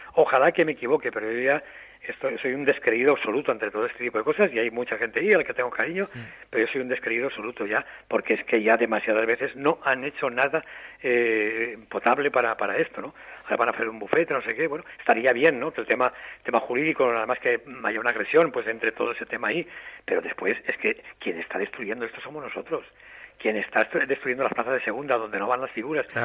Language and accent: Spanish; Castellón, Valencian Community, Spain